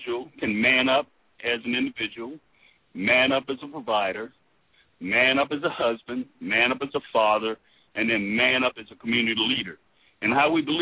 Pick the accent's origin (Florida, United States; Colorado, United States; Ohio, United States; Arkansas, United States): Florida, United States; Miami; moved away as an adult; now in Louisville, United States; I'm not originally from Louisville, Kentucky. I'm from Miami, Florida, and retired here from Fort Knox